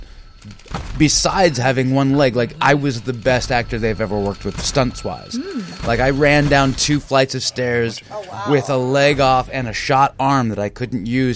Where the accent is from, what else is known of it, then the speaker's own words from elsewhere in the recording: San Francisco, California, United States; we grew up in San Francisco. We're sixth generation San Francisco